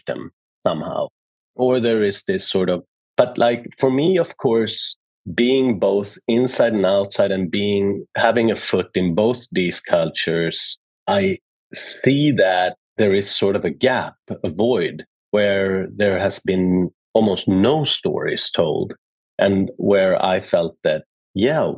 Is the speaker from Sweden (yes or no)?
yes; Sweden; I was born in Sweden, but being born in Sweden in the early 70s was complicated as a son of an immigrant